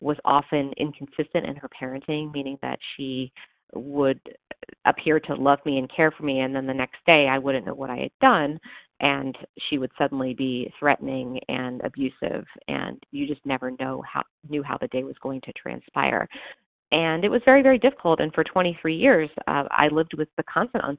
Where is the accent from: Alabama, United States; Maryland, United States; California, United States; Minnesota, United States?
Maryland, United States; suburbs of Washington, D.C., Maryland side, United States; moved away as an adult; also born or lived in New York; now in Chicago, United States; I grew up in the suburbs of Washington, D.C. on the Maryland side, just about 15 miles northwest of D.C.